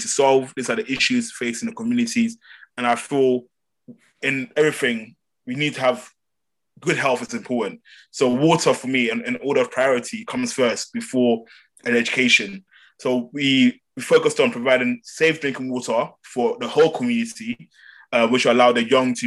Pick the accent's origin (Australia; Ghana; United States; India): Ghana; moved away; I am Ghanaian, I've lived in Ghana, I speak the local language